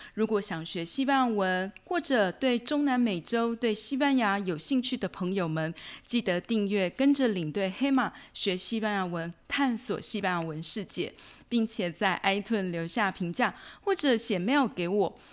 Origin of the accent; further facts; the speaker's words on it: Taiwan; first language Chinese; 台湾目前英文非常的普遍，中文当然不在话下，是我们的母语